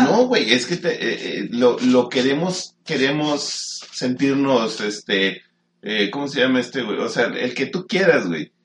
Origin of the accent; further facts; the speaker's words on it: Mexico; Estamos en México